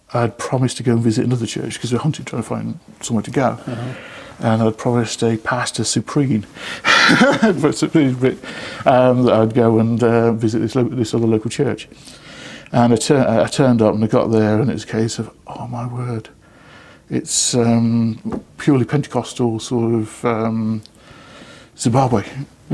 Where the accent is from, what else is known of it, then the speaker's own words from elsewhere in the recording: Lichfield, West Midlands, United Kingdom; moved away; So I went back to my hometown of Lichfield